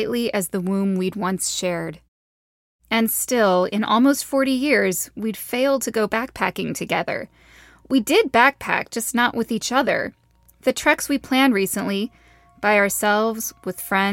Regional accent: Pacific Northwest, United States; now in Los Angeles, United States; growing up in the Pacific Northwest

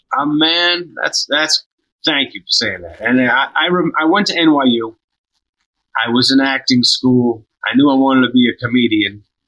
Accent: near Boston, Massachusetts, United States; I grew up near near Boston

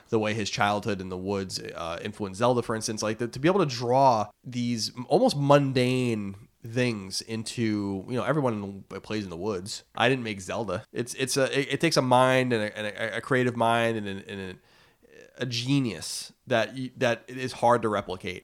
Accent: Long Island, New York, United States; born or raised there

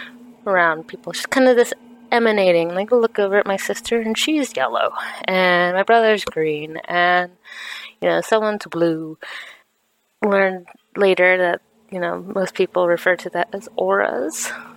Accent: Iowa, United States; also born or lived in Massachusetts; I live in Massachusetts, but I am originally from Iowa, lived a few places around the country.

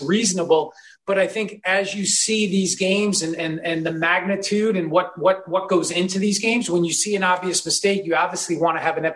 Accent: New York, United States; I grew up in New York.

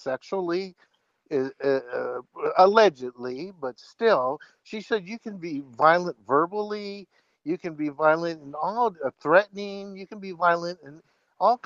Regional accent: Bay Area, California, United States; I'm from the Bay Area

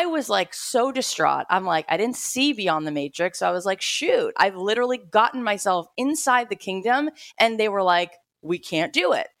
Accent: South Florida, United States; I grew up in South Florida

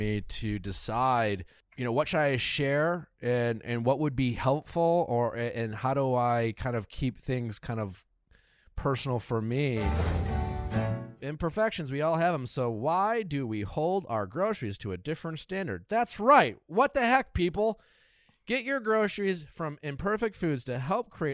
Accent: Wisconsin, United States; now in Los Angeles, United States; I grew up in Wisconsin.

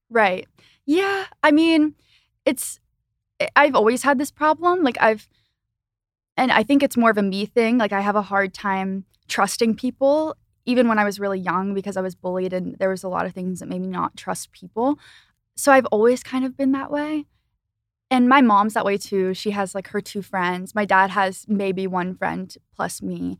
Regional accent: Philadelphia, Pennsylvania, United States; I lived in, I grew up in Philly

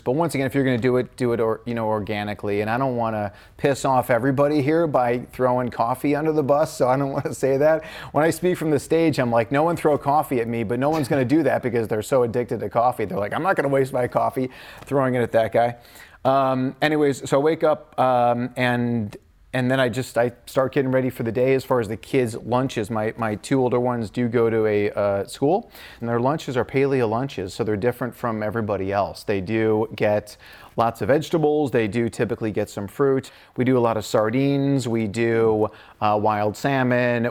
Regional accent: Midwest, United States; I grew up in the Midwest

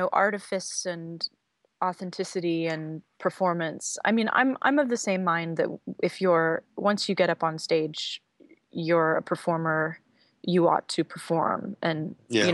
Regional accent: Texas, United States; I'm from Texas

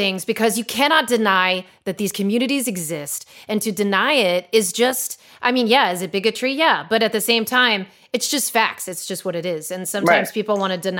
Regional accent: East Coast, United States; I grew up in the East Coast

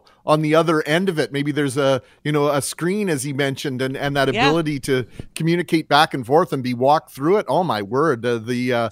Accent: Winnipeg, Manitoba, Canada; So I grew up in the West End, but I played football for several years for the St. James Rods

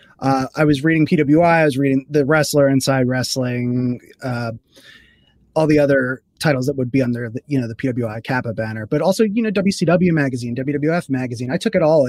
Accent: Philadelphia, Pennsylvania, United States; I was growing up in Philadelphia

